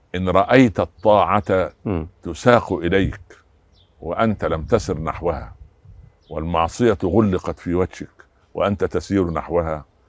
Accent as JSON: {"language": "Arabic", "country": "Egypt", "said": "عندنا في مصر"}